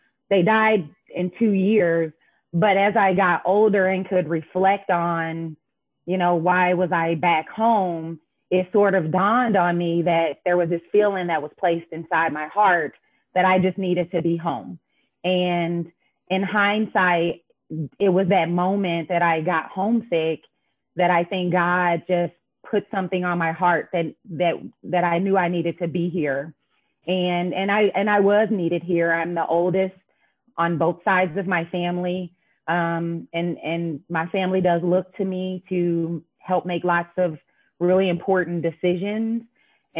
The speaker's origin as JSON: {"language": "English", "town": "Indianapolis", "region": "Indiana", "country": "United States", "tie": "born or raised there", "moved": "as an adult", "said": "I am born and raised here in Indianapolis"}